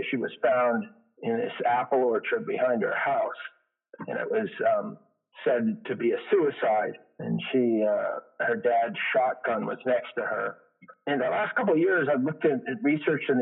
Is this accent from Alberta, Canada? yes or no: no; east of Montreal, Quebec, Canada; I was born in Montreal, Quebec, Canada.